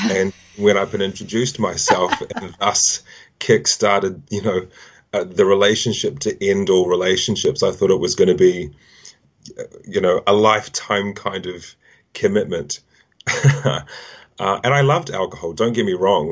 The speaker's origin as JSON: {"language": "English", "region": "Auckland", "country": "New Zealand", "tie": "born or raised there", "also_born_or_lived": "Wellington, New Zealand", "moved": "as an adult", "lives_now": "London, United Kingdom", "said": "I grew up in Auckland originally, which is the biggest city in New Zealand"}